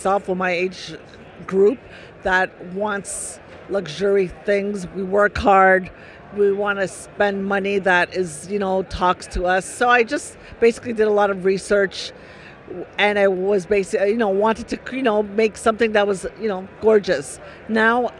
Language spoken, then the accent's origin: English; Canada; I'm from Canada.